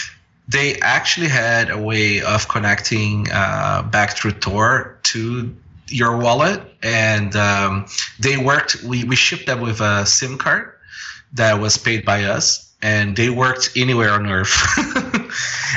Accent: Brazil; now in Toronto, Canada; I grew up in Brazil

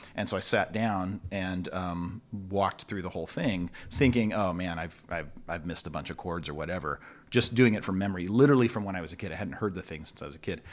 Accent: Long Beach, California, United States; also born or lived in Torrance, California; born in Torrance, California, but, uh, raised in Long Beach

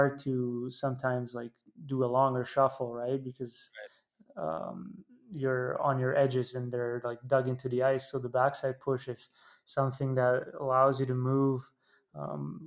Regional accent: Italy; growing up in Italy

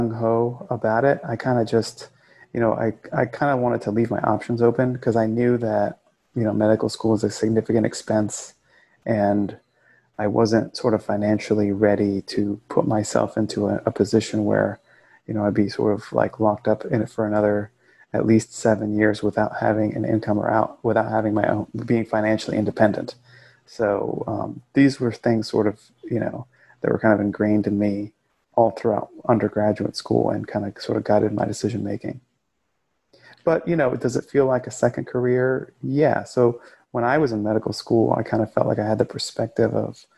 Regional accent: rural Florida, United States; also born or lived in Queens, New York; I was born in Queens and raised in this rural area of Florida

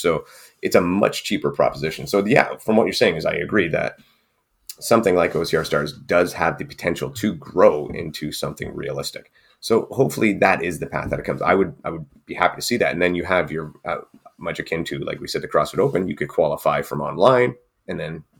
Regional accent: Canada; I can't because we're Canadian.

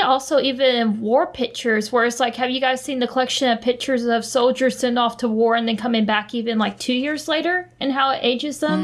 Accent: United States; as an American

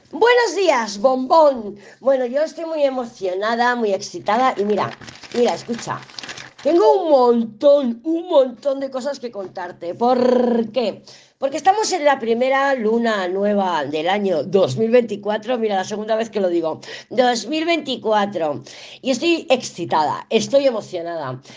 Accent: Barcelona, Catalonia, Spain; moved away as an adult; also born or lived in Andorra; now in Sahagún, Spain; yo soy de Barcelona, yo soy muy cosmopolita, soy de Barcelona, además ciudad, o sea, capital. Yo nací en la calle Sevilla, en la Barceloneta

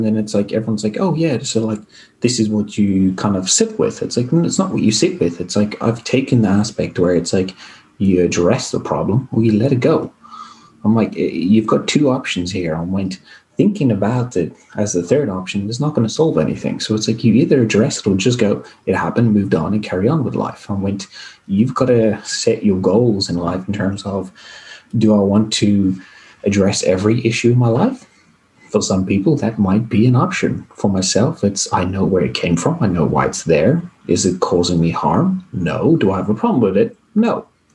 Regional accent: South Africa; moved away; I grew up in South Africa where sport is, you know, everything for a lot of people

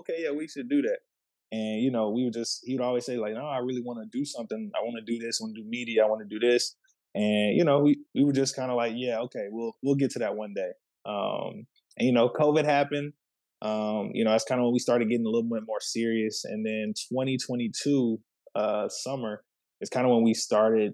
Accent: Waco, Texas, United States; moved away as an adult; also born or lived in Panama City, Panama; now in Dallas, United States; I'm originally from Waco, Texas, born and Panama City, Panama. Lived in Waco for a majority of my life, and then I moved to the Dallas area in 2018

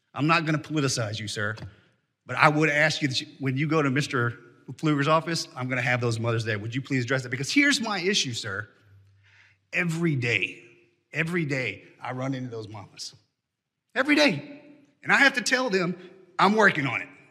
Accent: Texas, United States; as a Texan and as a congressman

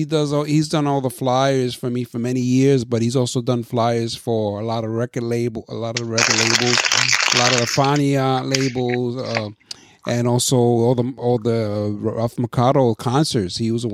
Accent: Puerto Rico; the things I grew up with in Puerto Rico, like the guayaba, the palcha, the coco, mango.

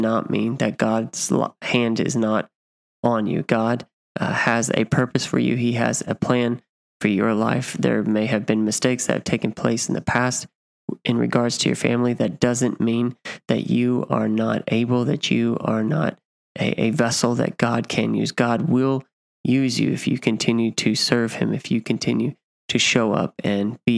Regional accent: Kansas City, Missouri, United States; moved away; where I grew up in Kansas City, Missouri

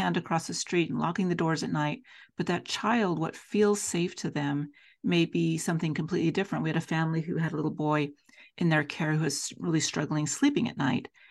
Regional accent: Salt Lake City, Utah, United States; also born or lived in Davis County, Utah; I'm a Salt Lake City, Utah native, and born and raised in Salt Lake

